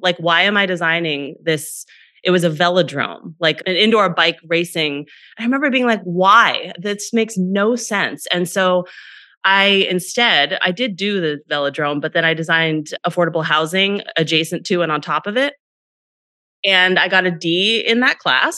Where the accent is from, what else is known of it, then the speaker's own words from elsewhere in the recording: Northern California, United States; I grew up in Northern California in a pretty small town